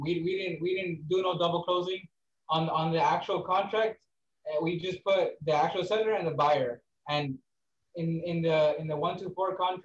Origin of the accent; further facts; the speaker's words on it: Rio Grande Valley, Texas, United States; Yeah, we're from the Valley, the RGV 956 gang, guys.